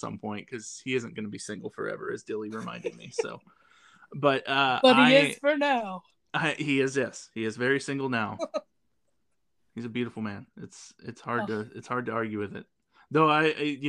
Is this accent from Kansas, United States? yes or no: yes; Kansas, United States; moved away as an adult; also born or lived in Bend, Oregon; I'm originally from Kansas. I was born and raised there. And then when I was 26, I left